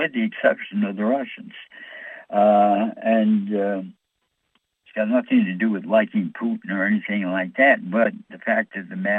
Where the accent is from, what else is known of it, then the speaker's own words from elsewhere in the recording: New York, United States; I'm from New York